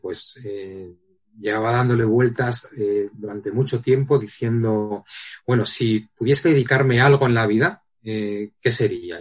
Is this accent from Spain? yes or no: yes; Madrid, Community of Madrid, Spain; soy soy de Madrid, de, de, nací en Madrid